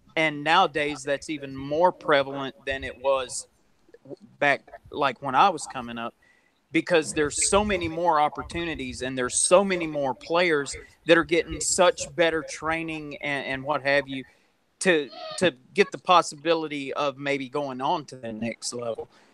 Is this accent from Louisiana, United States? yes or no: yes; West Monroe, Louisiana, United States; I'm from West Monroe, Louisiana, and – one of uh, the the prides of our local high school